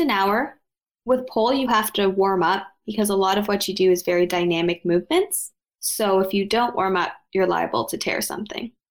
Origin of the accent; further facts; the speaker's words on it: outside of Toronto, Ontario, Canada; also born or lived in Ottawa; I was raised outside of Toronto